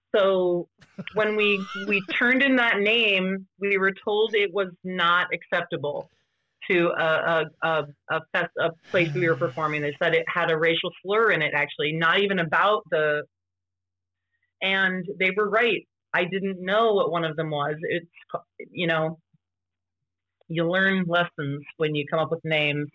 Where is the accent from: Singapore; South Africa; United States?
United States; Ohio; moved away; also born or lived in Vermont / Boston; I grew up on a small farm in Ohio, but I was born in Vermont by Vermont parents